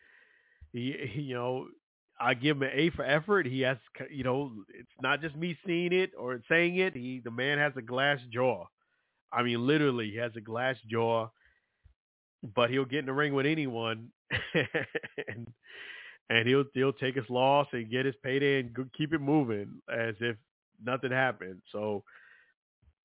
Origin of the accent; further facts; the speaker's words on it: New York City, New York, United States; I'm from Brooklyn, New York, rough area.